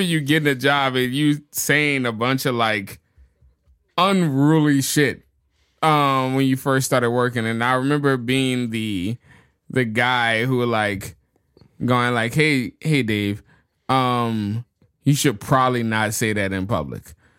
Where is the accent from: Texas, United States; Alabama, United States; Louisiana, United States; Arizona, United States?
Louisiana, United States; New Orleans; moved away; also born or lived in Chicago; my hometown, New Orleans